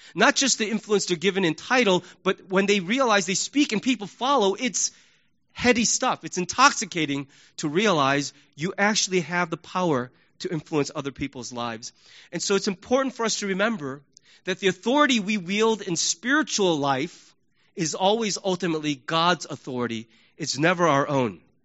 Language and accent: English; United States; we Americans